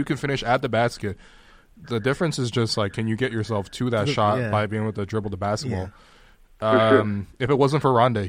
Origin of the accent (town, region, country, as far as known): Toronto, Ontario, Canada; born or raised there